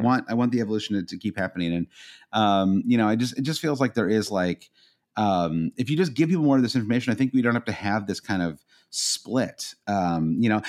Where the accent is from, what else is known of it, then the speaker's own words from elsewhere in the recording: United States; as an American fan